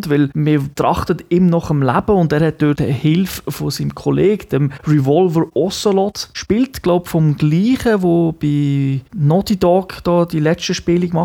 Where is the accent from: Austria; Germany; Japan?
Japan; German is a second language; Ich denke, als Japaner sowieso hat man eine, eine spezielle Beziehung zu Atomwaffen, ähm, weil man es halt tragisch erlebt hat